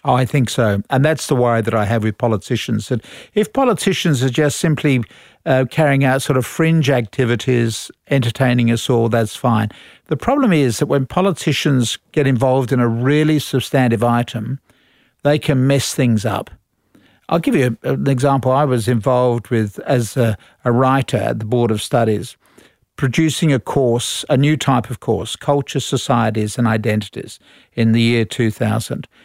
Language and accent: English; Australia; we are Australian